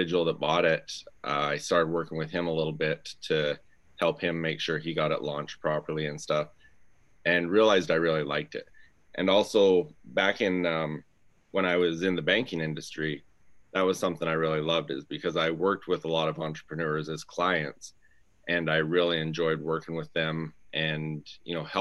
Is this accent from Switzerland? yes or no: no; Southern Alberta, Canada; now in Gilbert, United States; I'm originally from Southern Alberta up in Canada. Right now I live in Gilbert, Arizona.